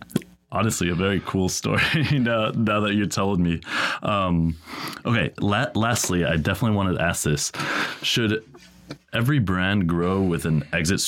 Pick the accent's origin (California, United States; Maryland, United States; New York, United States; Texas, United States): Texas, United States; being Texan and being here in Austin.